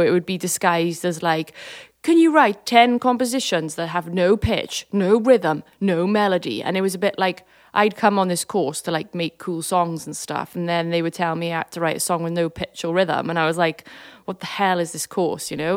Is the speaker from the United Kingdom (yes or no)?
yes; Swansea, Wales, United Kingdom; growing up in Swansea